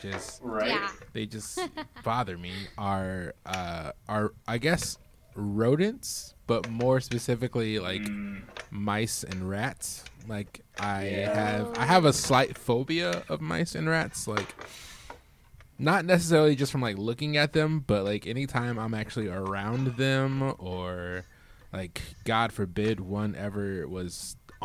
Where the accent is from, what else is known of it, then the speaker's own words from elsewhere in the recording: Midwest, United States; now in Arizona, United States; growing up in the Midwest